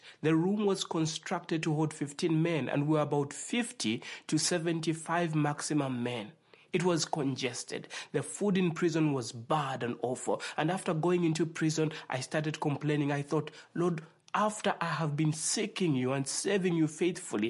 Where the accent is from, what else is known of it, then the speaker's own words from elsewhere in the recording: Zambia; I'm from Africa. I was born in the nation called Zambia